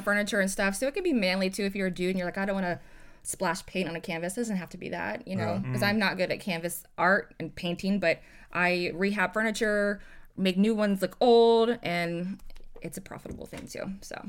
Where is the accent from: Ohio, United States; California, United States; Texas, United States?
Ohio, United States; moved away as an adult; now in Hampton, Virginia, United States; I'm from Ohio and I moved down here